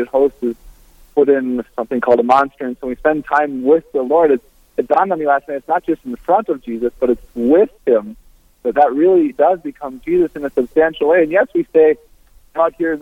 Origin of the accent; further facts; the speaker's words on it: Brainerd, Minnesota, United States; I'm originally from Brainerd, Minnesota, in the center of the state